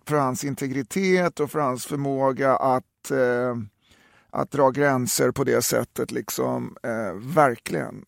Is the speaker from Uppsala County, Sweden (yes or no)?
yes; Uppsala, Uppsala County, Sweden; moved away; also born or lived in Stockholm; jag är från Uppsala